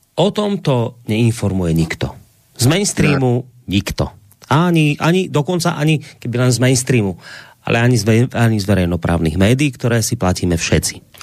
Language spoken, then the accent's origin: Slovak; Slovakia; ku nám na Slovensko